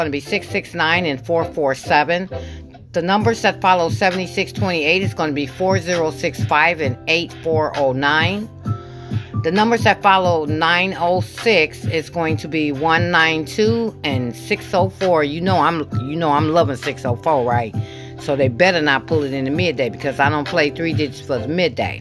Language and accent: English; Michigan, United States; I am from Michigan